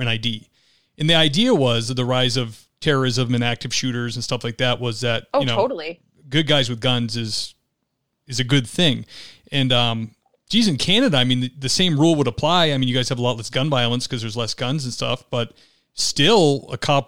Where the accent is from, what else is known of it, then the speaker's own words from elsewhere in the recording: United States; I'm an American